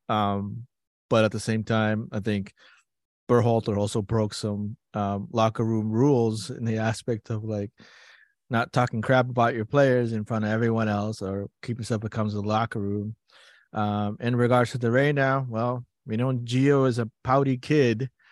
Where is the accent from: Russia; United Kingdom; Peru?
Peru; moved away; I grew up playing it in Peru